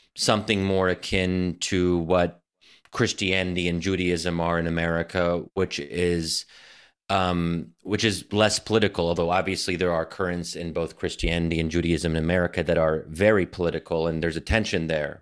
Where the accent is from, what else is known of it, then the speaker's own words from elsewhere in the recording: United States; we as American Muslims